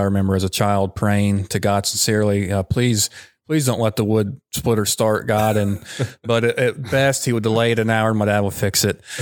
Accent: Madison, United States; moved away as an adult; also born or lived in Lynchburg, Virginia; I grew up in Madison, um, moved to Lynchburg, Virginia, kind of followed my brother there to Liberty University

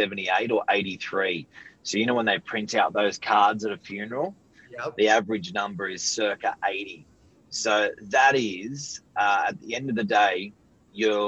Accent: Sydney, New South Wales, Australia; both my parents are Serbian background. So I went to Cromer High School in the northern beaches

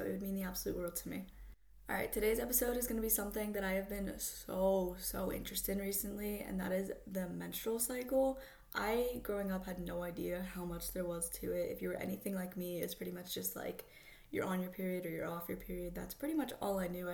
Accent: Florida, United States; I'm from Florida, so anytime a Florida girl

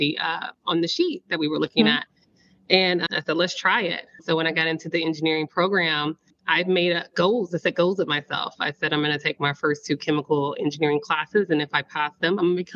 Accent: Austin, Texas, United States; also born or lived in Port Arthur, Texas; I come from a little town, Port Arthur, Texas. Most people in oil and gas know exactly where that is. It houses the world's biggest refinery there. So I grew up with oil and gas in my background, my backyard, a part of my growing up. And then my mom, I guess she shifted us to Austin. So I spent the bulk of my life living in Austin, Texas

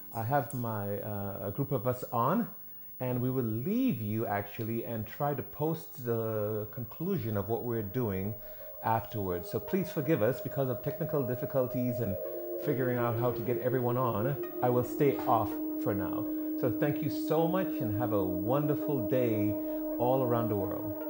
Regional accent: Trinidad & Tobago; moved away as an adult; also born or lived in California; I grew up in the Caribbean, in the island of Trinidad and Tobago, before um, 18 years old, going to California

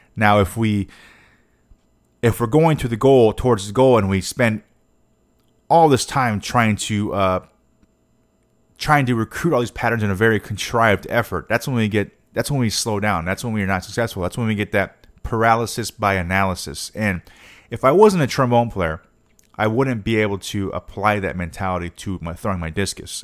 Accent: United States; I'm an American

